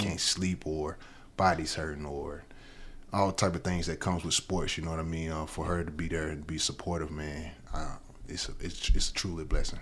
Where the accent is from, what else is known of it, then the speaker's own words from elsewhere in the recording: Alabama, United States; growing up in Alabama